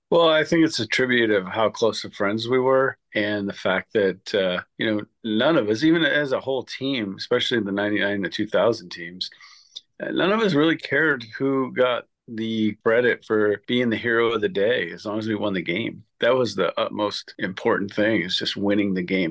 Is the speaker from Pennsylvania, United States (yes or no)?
no; Massachusetts, United States; I was a born and bred Red Sox fan growing up in Massachusetts